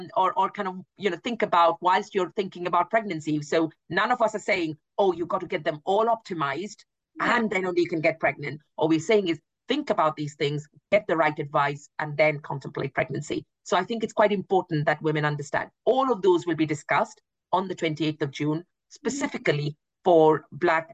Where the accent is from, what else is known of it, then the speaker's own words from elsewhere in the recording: India; now in United Kingdom; I am from India